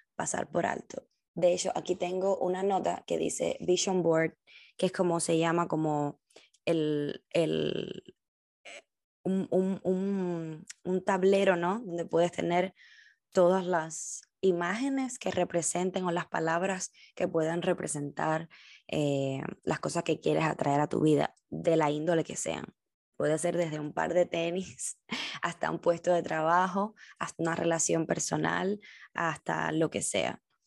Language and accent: Spanish; Cuba; moved away as an adult; now in United States; decirte que soy cubana, que nací en Cuba, que he vivido toda mi vida en Cuba